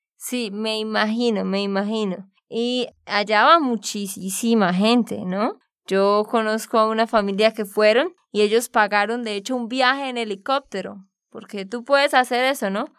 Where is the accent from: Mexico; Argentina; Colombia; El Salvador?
Colombia; Santander; de Santander, Colombia